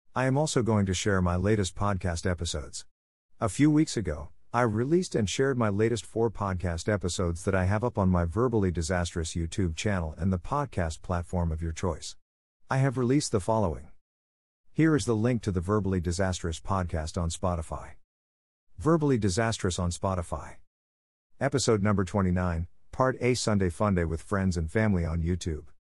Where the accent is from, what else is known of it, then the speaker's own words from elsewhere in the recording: Oregon, United States; As a kid that was born and raised in Oregon